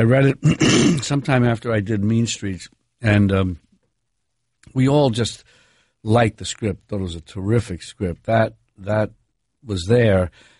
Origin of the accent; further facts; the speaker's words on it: New York City, New York, United States; I'm from where I'm from. I'm from New York.